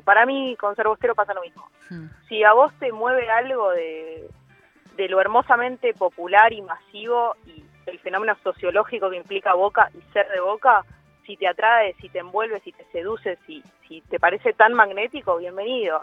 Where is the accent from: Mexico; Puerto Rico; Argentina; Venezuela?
Argentina; Buenos Aires; ser porteña